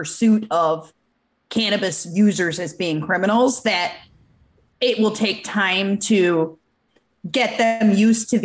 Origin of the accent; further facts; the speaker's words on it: Michigan, United States; I'm from Michigan